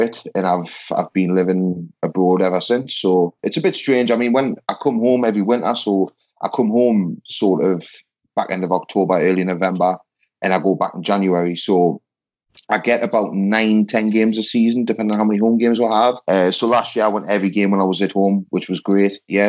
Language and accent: English; Blyth, North East England, United Kingdom; accent: northeastern; now in Nice, France; I'm from Blyth